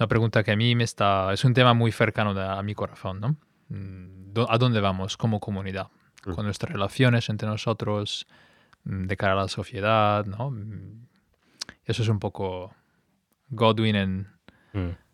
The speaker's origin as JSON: {"language": "Spanish", "town": "Milan", "region": "Lombardy", "country": "Italy", "second_language": "Spanish", "moved": "as an adult", "lives_now": "Spain", "said": "soy italiano, de hecho em, digamos, nuevo español, porque me he mudado aquí con mi mujer hace unos meses. Y antes venía de, Italia, de Milán."}